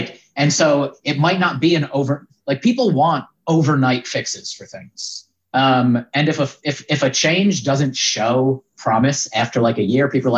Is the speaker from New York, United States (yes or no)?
yes; Yonkers, New York, United States; I grew up in Yonkers, New York